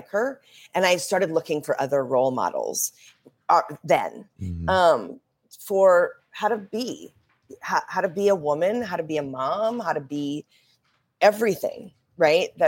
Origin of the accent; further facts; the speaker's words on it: Minnesota, United States; now in Colorado, United States; I usually only tell people that I'm from Colorado because I've lived in Colorado since for such a long time.